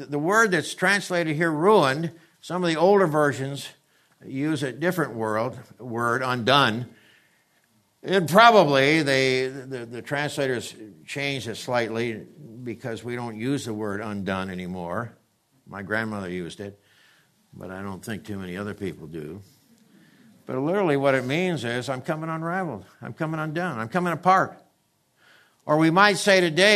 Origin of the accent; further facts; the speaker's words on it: the East, United States; now in California, United States; I grew up in the East